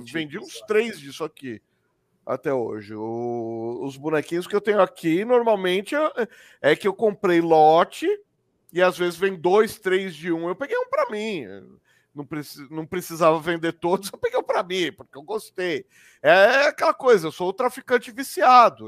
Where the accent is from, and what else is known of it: Brazil